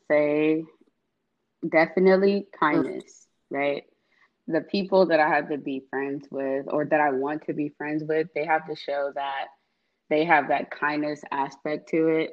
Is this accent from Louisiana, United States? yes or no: no; Atlanta, Georgia, United States; I was born and raised in East Atlanta